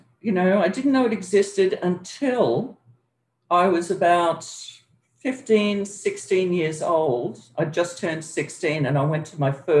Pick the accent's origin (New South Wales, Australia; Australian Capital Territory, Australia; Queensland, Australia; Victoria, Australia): Queensland, Australia; born there; Well, originally I was born in Queensland, but with my mother, I did tons of traveling up and down the East Coast, pretty much nonstop until I was 11 years old.